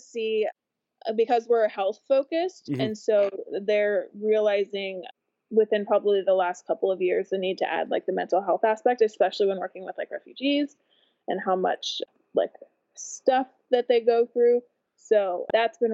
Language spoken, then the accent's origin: English; Gardnerville, Nevada, United States; now in Portland, United States; I'm from Gardnerville, Nevada, but I'm currently living in Portland, Oregon